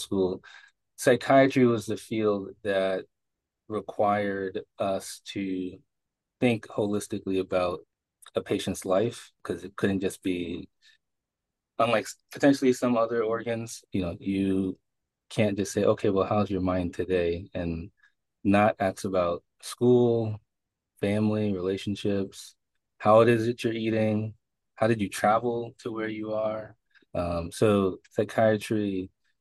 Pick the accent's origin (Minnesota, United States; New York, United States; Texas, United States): New York, United States; New York City; now in Boston, United States; I'm really from Brooklyn, New York, son of Haitian immigrants